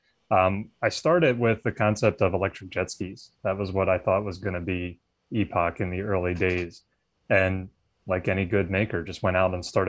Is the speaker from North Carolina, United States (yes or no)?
no; Philadelphia, Pennsylvania, United States; I grew up in the Philadelphia area.